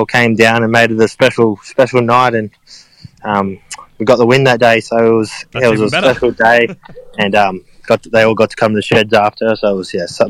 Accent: Caboolture, Queensland, Australia; born or raised there; moved away

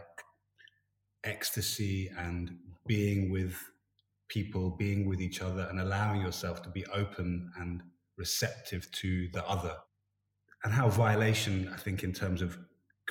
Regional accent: London, United Kingdom; moved away as an adult; now in Stockholm, Sweden; I grew up in South London, around a lot of Jamaicans in that part of London, Elephant Castle

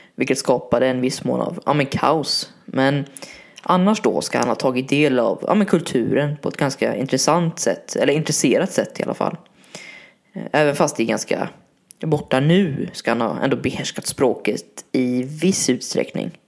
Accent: Varberg, Halland County, Sweden; min hemstad Varberg

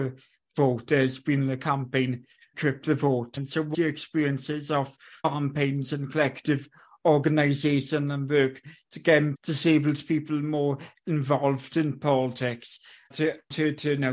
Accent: United Kingdom; I'm a British person

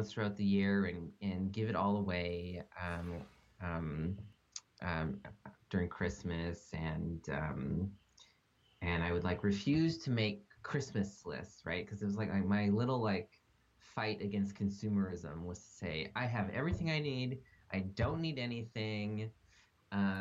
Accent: Montgomery County, Maryland, United States; moved away as an adult; now in California, United States; I'm originally from the DC area. I grew up in Montgomery County.

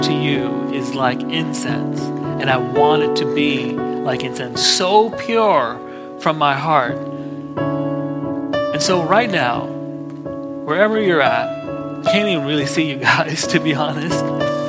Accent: Kuwait; and I grew up in Kuwait

